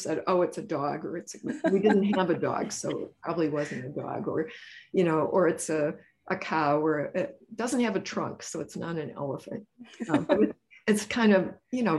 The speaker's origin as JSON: {"language": "English", "town": "Joliet", "region": "Illinois", "country": "United States", "tie": "born or raised there", "said": "I grew up in Joliet, Illinois."}